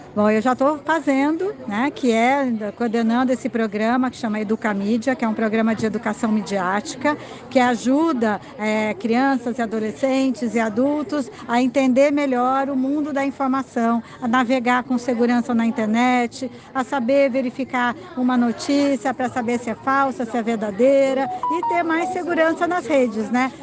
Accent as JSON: {"language": "Portuguese", "region": "São Paulo", "country": "Brazil", "said": "eu sou de São Paulo"}